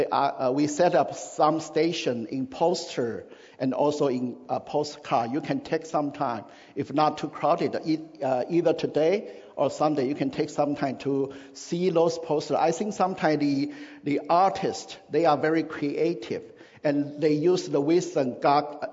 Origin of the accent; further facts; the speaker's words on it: Taiwan; moved away; in my country, where I grew up in Taiwan